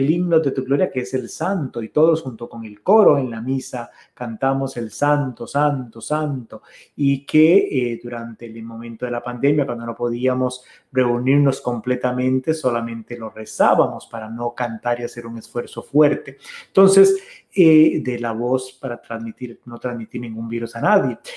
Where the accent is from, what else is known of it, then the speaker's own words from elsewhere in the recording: Costa Rica; El café de la tarde que como buen costarricense siempre tenemos, siempre con un gallito, decimos nosotros con un taquito de algo